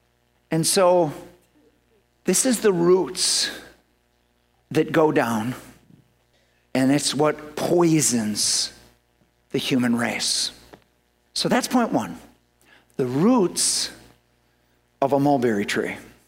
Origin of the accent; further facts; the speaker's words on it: Ireland; So, I'm Irish.